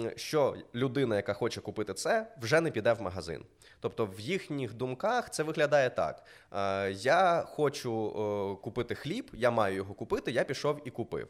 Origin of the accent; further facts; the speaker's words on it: Mykolaiv, Mykolaiv Oblast, Ukraine; я з Миколаєва